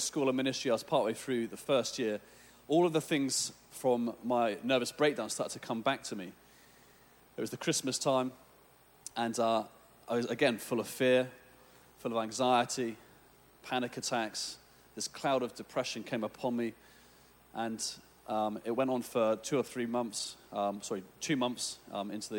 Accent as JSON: {"language": "English", "region": "England", "country": "United Kingdom", "said": "I'm from England"}